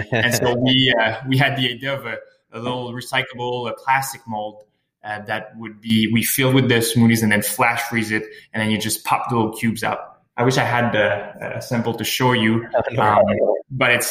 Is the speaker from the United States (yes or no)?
no; Sherbrooke, Quebec, Canada; moved away; also born or lived in Montreal; I'm originally from Sherbrooke. Lived in Montreal for 4 years.